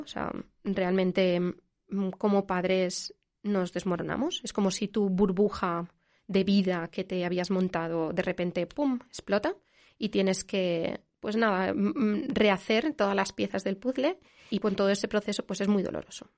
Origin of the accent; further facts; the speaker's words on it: Valencia, Valencian Community, Spain; moved away as an adult; also born or lived in Switzerland; now in Zurich, Switzerland; somos de, de Valencia.